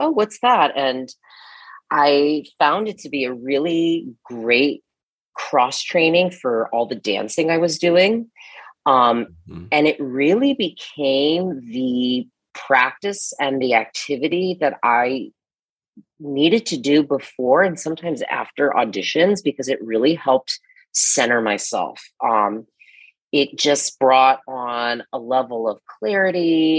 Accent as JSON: {"language": "English", "town": "Akron", "region": "Ohio", "country": "United States", "tie": "born or raised there", "also_born_or_lived": "Bogota, Colombia", "moved": "as an adult", "lives_now": "New York, United States", "said": "I grew up in Akron, Ohio, in the Midwest, and then moved to New York right after college"}